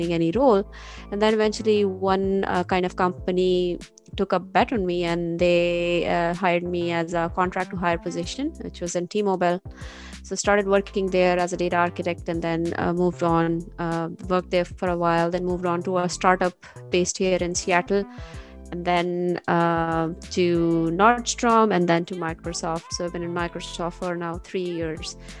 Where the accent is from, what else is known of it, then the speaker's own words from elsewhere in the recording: Pakistan; moved away as an adult; now in United States; I am originally from Pakistan. I moved here to US 11 years ago.